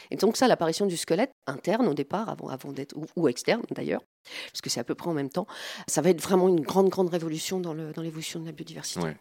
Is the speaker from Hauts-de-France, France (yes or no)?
yes; the Nord, Hauts-de-France, France; moved away; je suis originaire du Nord